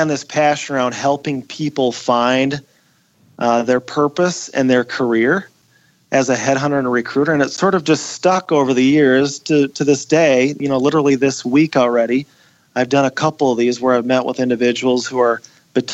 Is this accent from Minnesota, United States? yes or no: yes; Wadena, Minnesota, United States; my hometown of Wadena